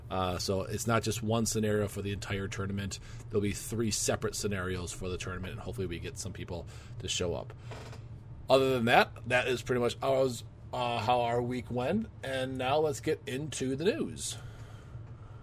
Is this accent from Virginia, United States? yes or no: no; Wisconsin, United States; we're from Wisconsin